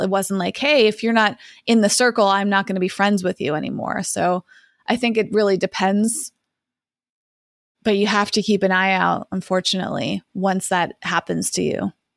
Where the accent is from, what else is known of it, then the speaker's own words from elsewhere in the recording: Massachusetts, United States; I grew up in Massachusetts.